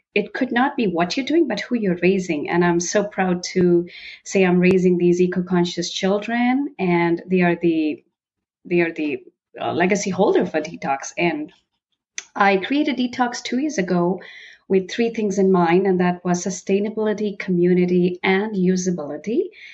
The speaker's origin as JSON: {"language": "English", "region": "northern India", "country": "India", "tie": "born or raised there", "said": "I was born and brought up in India. And while growing up in India, I belonged to the very northern part in India"}